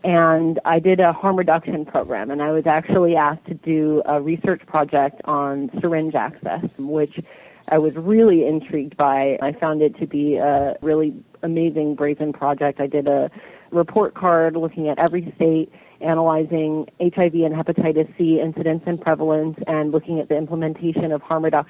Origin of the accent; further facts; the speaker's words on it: Berkeley, California, United States; also born or lived in Oakland / Los Angeles / Paris / New York; I grew up in Berkeley, and I went to high school in Oakland